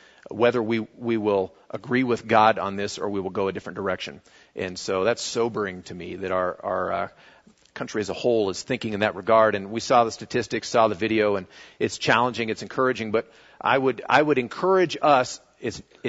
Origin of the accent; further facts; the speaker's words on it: United States; being an American